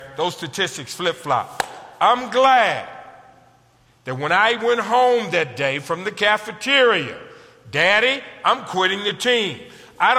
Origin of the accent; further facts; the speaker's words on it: United States; I'm from America.